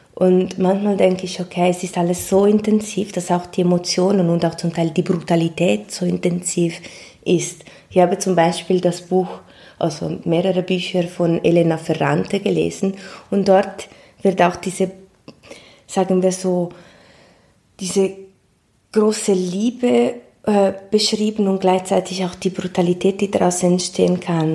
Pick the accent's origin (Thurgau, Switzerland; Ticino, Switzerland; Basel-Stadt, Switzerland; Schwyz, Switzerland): Ticino, Switzerland; moved away as an adult; now in Basel, Switzerland; ich bin aus dem Tessin, aber mein Vater ist Italiener